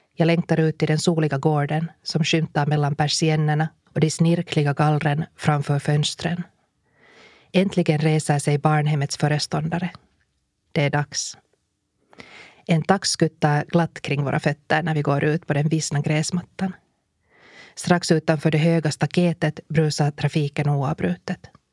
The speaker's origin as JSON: {"language": "Swedish", "country": "Finland", "said": "vi kommer från Finland"}